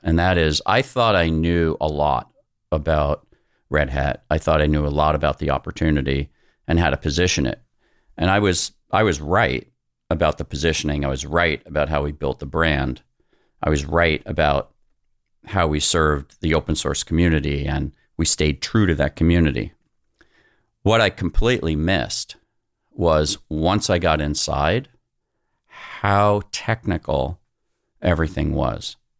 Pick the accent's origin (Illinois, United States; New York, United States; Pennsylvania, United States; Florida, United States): New York, United States; New York City; moved away; I was born in Brooklyn as well.